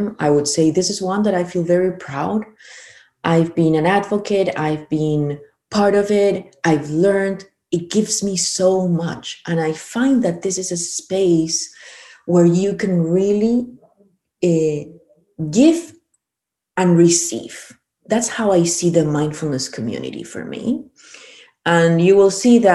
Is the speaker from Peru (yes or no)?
yes; Peru; moved away; also born or lived in Chile; I'm originally from Peru, but I lived in Chile 21 years, so I started back home